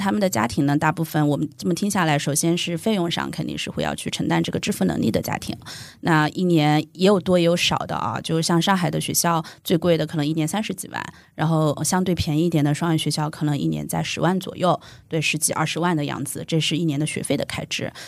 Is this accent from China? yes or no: yes; Hunan, China; moved away as an adult; also born or lived in Hong Kong; now in Shanghai, China; 我是湖南人嘛